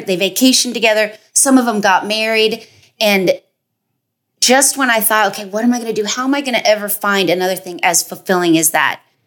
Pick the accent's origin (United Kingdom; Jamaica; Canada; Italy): Canada; Toronto, Ontario; moved away